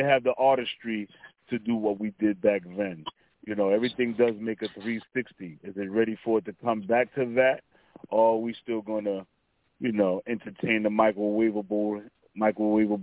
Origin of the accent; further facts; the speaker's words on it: New York City, New York, United States; I'm from Stapleton, Staten Island. You know what I mean? Born and raised